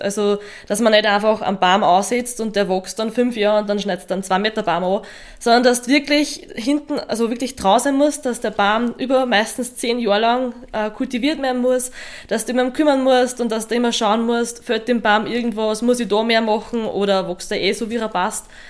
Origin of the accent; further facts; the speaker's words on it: Lower Austria, Austria; bei uns in Niederösterreich